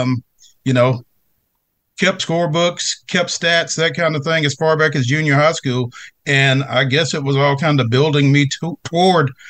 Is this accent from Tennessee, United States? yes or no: yes; Franklin, Tennessee, United States; growing up in Franklin